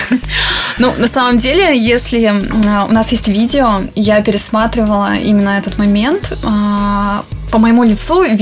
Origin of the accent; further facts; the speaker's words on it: Cherepovets, Vologda Oblast, Russia; Я люблю Череповец, потому что, ну, во-первых, это мой родной город, и здесь очень комфортно жить.